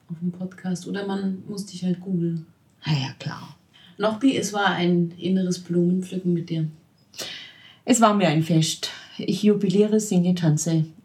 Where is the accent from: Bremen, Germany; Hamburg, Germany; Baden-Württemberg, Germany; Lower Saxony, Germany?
Baden-Württemberg, Germany; Ah, ja klar, ich bin Schwabe.